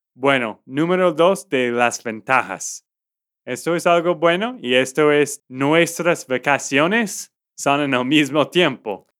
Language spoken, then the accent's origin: Spanish; Texas, United States; de Texas, Estados Unidos.